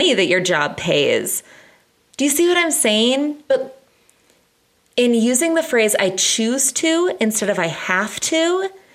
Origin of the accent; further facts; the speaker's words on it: United States; as an American